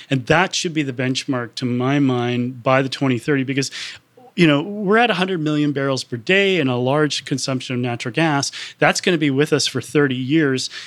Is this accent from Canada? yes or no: yes; Canada; I'm Canadian